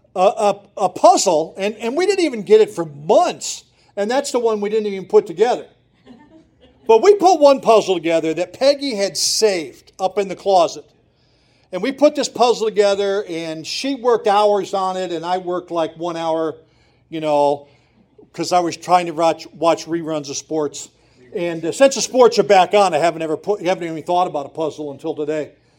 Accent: Montrose, Pennsylvania, United States; I grew up in Montrose. I grew up in downtown Montrose, Pennsylvania.

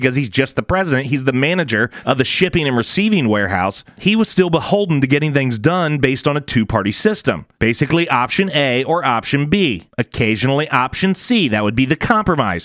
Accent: United States

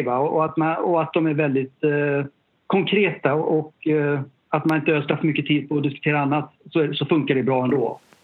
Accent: Sollebrunn, Västra Götaland, Sweden; also born or lived in Gothenburg / Japan; sen flyttade vi tillbaka till ett samhälle utanför, ja, norr om Göteborg uh, som heter Sollebrunn, ett, lit, litet samhälle ute på landet i Västergötland

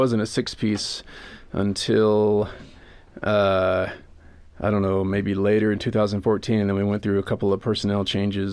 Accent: North Carolina, United States; moved away; I grew up in North Carolina, but not in any of the cool parts

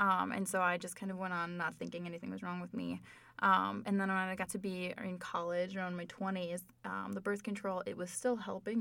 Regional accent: Minnesota, United States; I am from Minnesota

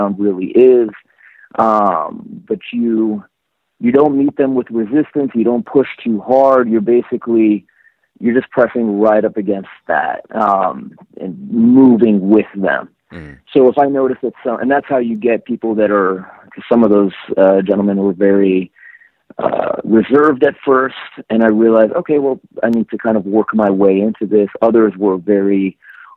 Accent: Texas, United States; moved away as an adult; also born or lived in Tehran, Iran; now in Los Angeles, United States; growing up in Texas

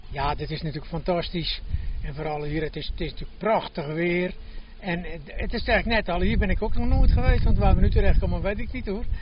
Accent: Netherlands; ik ben natuurlijk geboren in de Hanepoel

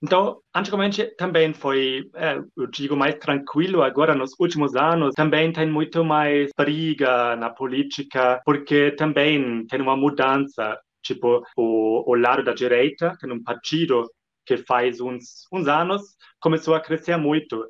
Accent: Germany; Portuguese is a second language; also born or lived in Munich; eu sou alemão, eu moro aqui em Munique, na Alemanha

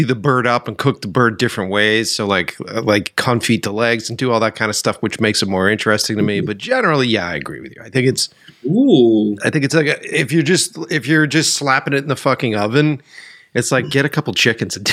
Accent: Boston, Massachusetts, United States; now in Los Angeles, United States; I'm from Boston, from the East Coast

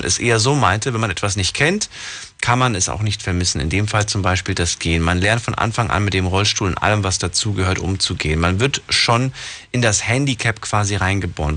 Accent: Ludwigshafen, Rhineland-Palatinate, Germany; Bin ja auch aus Ludwigshafen

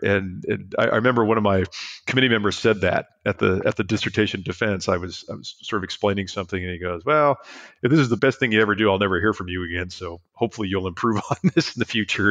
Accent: San Diego, California, United States; I grew up in San Diego

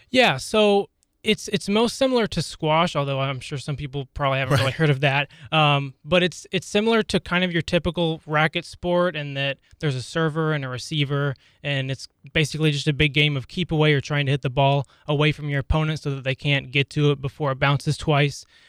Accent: Lawrence, Kansas, United States; I was born and raised here in Lawrence, so I've been around KU all my life

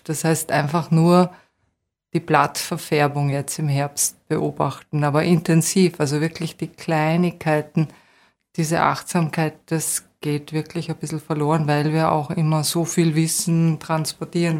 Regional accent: Vienna, Austria; moved away as an adult; also born or lived in Waldviertel / Salzkammergut; now in Bad Mitterndorf, Austria; als Wienerin, das war schon damals ein bisschen seltsam auf der BOKU

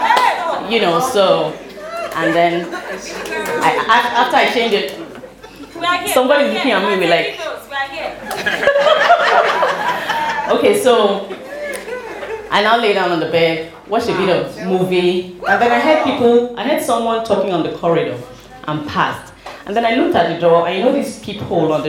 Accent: Port Harcourt, Rivers State, Nigeria; I grew up in Port Harcourt.

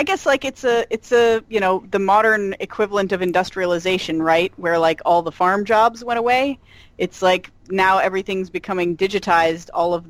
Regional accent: Pennsylvania, United States; moved away; having grown up in like a rural town in Pennsylvania

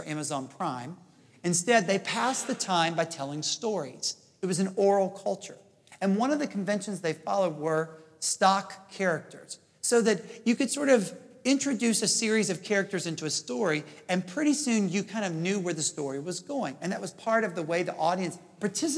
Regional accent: Jackson, Mississippi, United States; moved away; also born or lived in Princeton, New Jersey / Oxford, England / Houston, Texas; I grew up in Jackson, Mississippi

